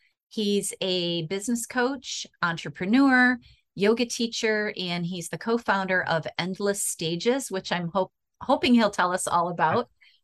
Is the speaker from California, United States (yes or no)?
no; Michigan, United States; I'm from Michigan. We don't have any mountains here